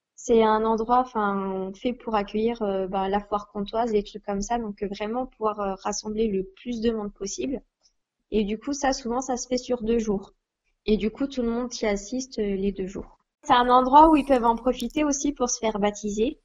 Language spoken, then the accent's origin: French; Besançon, Bourgogne-Franche-Comté, France; j'ai 23 ans et j'ai grandi donc à Besançon